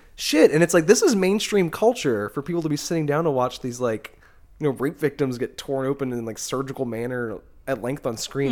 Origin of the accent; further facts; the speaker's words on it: the South, United States; being like a Southerner